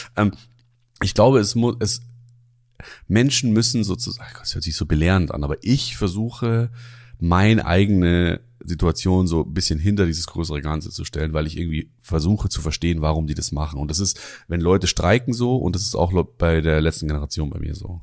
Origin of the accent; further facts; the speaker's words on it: Germering, Bavaria, Germany; Germering, wo ich herkomme